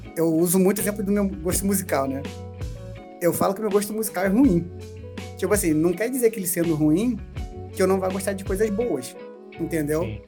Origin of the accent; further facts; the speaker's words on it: Brazil; Eu sou de Campo Grande